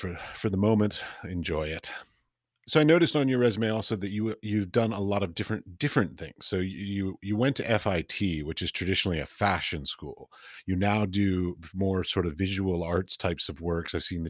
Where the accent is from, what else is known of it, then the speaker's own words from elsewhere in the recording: United States; now in Europe; basically I ended up in Europe and I'm an American